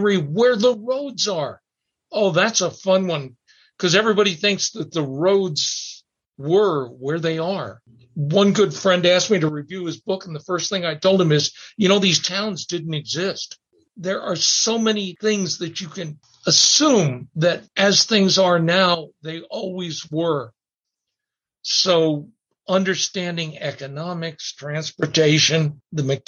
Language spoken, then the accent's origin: English; Dulce, New Mexico, United States; my hometown, Dulce